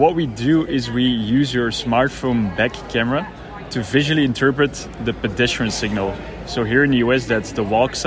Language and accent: English; Belgium; now in New York, United States; So I'm originally from Belgium, but living now in New York.